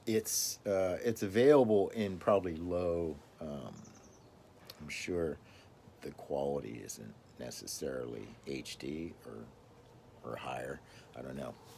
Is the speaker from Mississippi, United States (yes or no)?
yes; Mississippi, United States; now in Fair Oaks, United States; I was actually born and raised in the South, Mississippi.